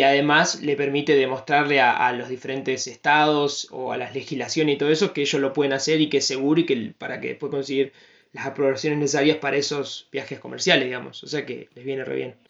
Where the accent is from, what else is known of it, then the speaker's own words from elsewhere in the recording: Argentina; como argentinos